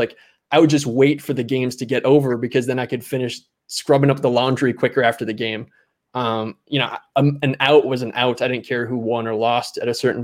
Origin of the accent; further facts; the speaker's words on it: Minnesota, United States; moved away as an adult; also born or lived in South Carolina / Maryland; I grew up in Minnesota, which is hockey country, not baseball country